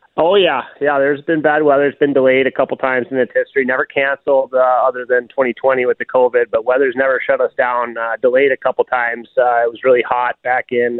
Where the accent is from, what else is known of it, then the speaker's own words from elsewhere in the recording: Duluth, Minnesota, United States; I'm from Duluth, and so I've gotten the chance to grow up around Grandma's Marathon